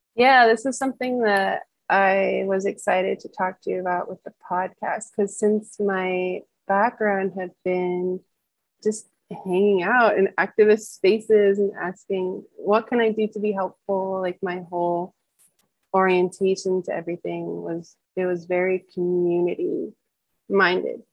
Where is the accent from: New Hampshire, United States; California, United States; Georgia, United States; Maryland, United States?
Maryland, United States; Washington, DC area; moved away; I'm originally from Washington, DC, uh, right outside the city in Maryland is where I grew up.